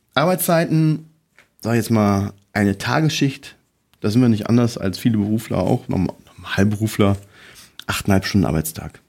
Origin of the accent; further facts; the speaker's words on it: near Cologne, North Rhine-Westphalia, Germany; ich komme aus der Nähe von Köln, zwölf Kilometer entfernt vom Flughafen